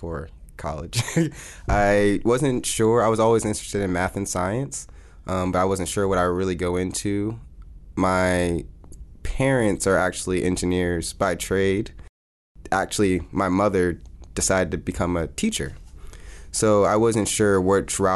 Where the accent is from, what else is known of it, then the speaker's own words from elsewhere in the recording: Pittsburgh, Pennsylvania, United States; also born or lived in Baton Rouge, Louisiana; I'm from Pittsburgh, Pennsylvania. I live there with my mom and my dad.